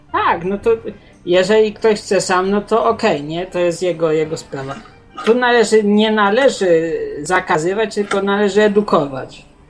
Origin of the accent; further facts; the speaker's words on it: Poland; Urodziłem się w Polsce